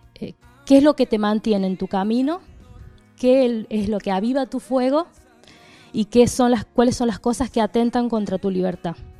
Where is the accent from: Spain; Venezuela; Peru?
Spain; Fuengirola, Andalusia; en mi pueblo, Fujirola, en Málaga